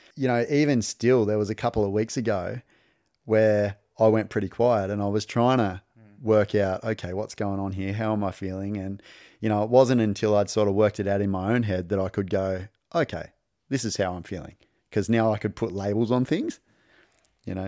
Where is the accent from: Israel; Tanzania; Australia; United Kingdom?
Australia; country Victoria; also born or lived in Darwin, Northern Territory, Australia; I was born in Darwin and we moved south down to country Victoria. And so I grew up without my dad